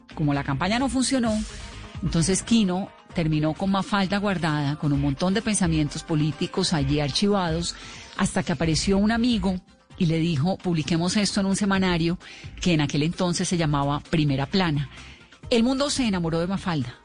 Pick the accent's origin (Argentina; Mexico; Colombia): Colombia; aquí en Colombia